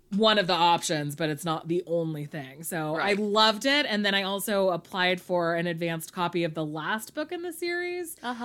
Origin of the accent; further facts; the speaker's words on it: California, United States; me as a Californian child